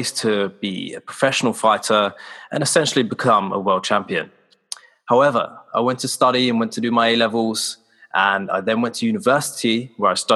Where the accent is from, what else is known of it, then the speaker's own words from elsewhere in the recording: Slough, South East England, United Kingdom; I'm from Slough in the UK, which is in Berkshire and 20 miles west of central London.